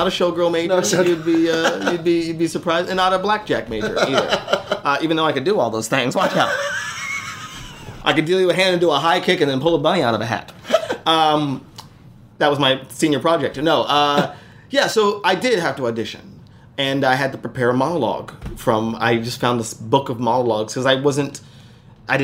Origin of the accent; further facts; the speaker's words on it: Las Vegas, Nevada, United States; But so in Vegas, I grew up in Las Vegas, and I went to a magnet school, which was a performing arts high school.